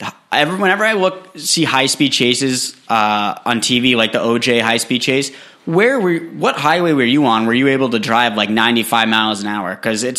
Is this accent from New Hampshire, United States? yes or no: yes; New Hampshire, United States; I'm from New Hampshire